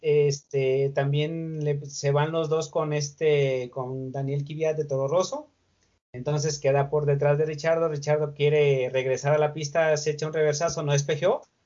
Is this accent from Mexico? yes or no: yes; Mexico; uno como mexicano